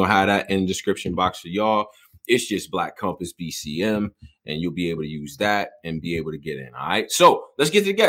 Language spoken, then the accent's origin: English; Rochester, New York, United States; also born or lived in Houston, United States; Now, I was just born there. Most of my family lives out there, but I grew up in Rochester.